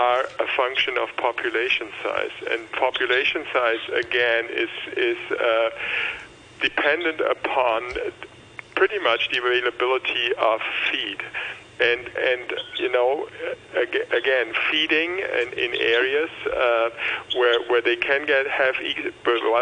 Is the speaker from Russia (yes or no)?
no; Germany; moved away as an adult; now in Hong Kong; I come from Germany